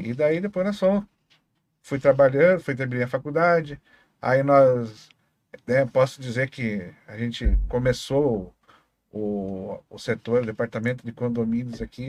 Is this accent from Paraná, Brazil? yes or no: yes; Foz do Iguaçu, Paraná, Brazil; eu lembro vagamente quando eu nasci, meu pai ainda trabalhava no Hotel das Cataratas. É, e depois veio morar na Vila Holanda. Ali nós moramos um tempo até que construiu a churrascaria